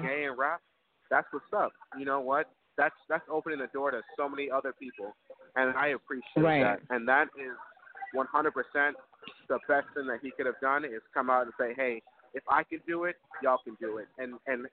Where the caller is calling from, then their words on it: New York City, New York, United States; we're calling from New York, New York. Harlem Heights